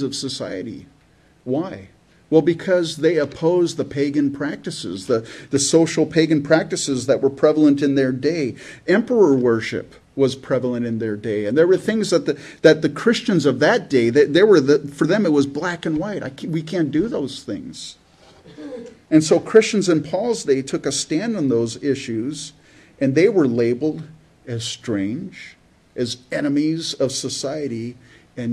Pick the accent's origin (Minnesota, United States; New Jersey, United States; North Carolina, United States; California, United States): California, United States; born or raised there; also born or lived in Canada